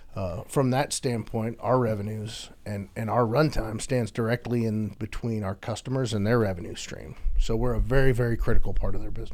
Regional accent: Houston, Texas, United States; spent the majority of my life growing up in Houston after my dad got stationed here in the corporate office. And so my entire school age life, I've grown up in Houston, Texas.

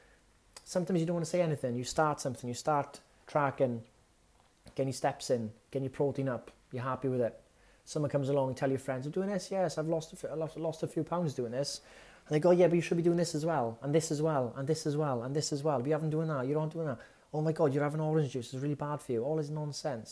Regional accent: Wales, United Kingdom; As a Welshman

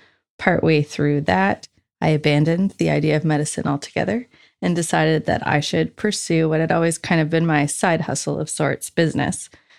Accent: Truro, Nova Scotia, Canada; I was born and raised in Truro, which is about an hour north of Halifax, Nova Scotia. I lived there with my parents and siblings until I went off to university.

